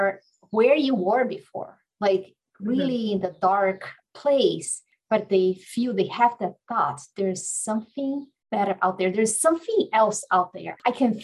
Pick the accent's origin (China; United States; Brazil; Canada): Brazil; moved away; I came from a very religious background growing up in Brazil